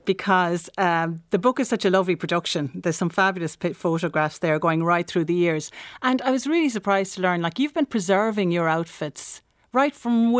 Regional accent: Listowel, Munster, Ireland; So in my hometown, which is Listowel in County Kerry

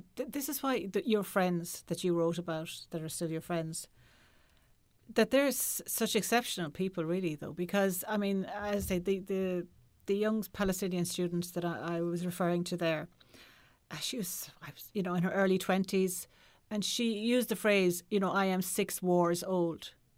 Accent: Ireland; as Irish people

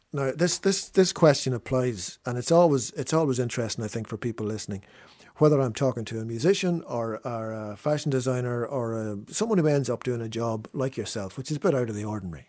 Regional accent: Fermanagh, Northern Ireland, United Kingdom; growing up in Fermanagh

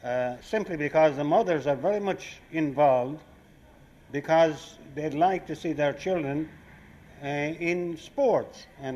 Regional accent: Ireland; now in New York, United States; the Irish here

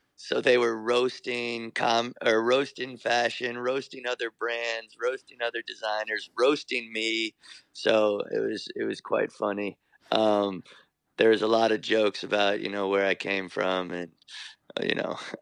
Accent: New York, United States; I was born in New York

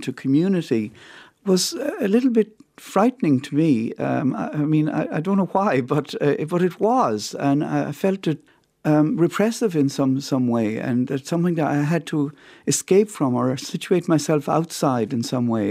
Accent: County Clare, Munster, Ireland; moved away as an adult; also born or lived in Roscrea, Ireland; now in Montreal, Canada; I grew up uh, in County Clare

